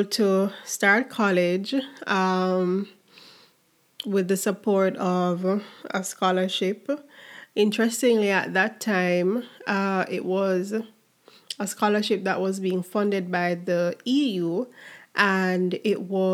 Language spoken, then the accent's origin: English; Jamaica; as a Jamaican, do 1 year at the Mona campus